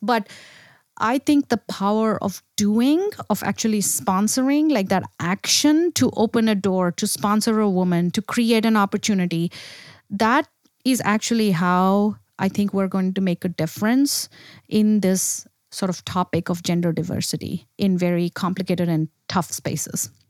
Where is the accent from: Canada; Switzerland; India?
India; moved away; I grew up in India